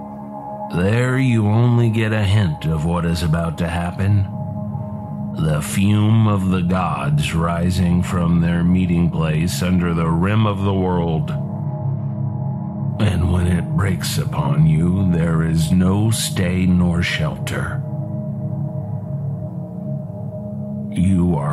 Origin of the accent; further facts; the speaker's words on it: New Orleans, Louisiana, United States; now in Mojave Desert, United States; I grew up in the hurricane zone, New Orleans, Louisiana